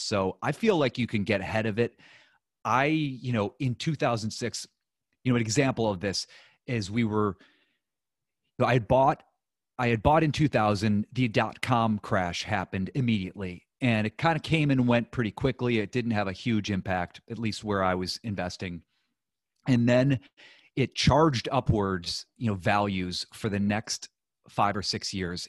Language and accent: English; Ohio, United States; moved away as an adult; also born or lived in New York; I grew up in Ohio